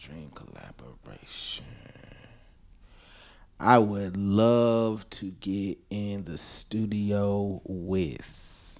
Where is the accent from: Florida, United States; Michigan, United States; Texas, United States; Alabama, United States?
Alabama, United States; Like, I just knew I was from New York, bro. A little Alabama boy, but.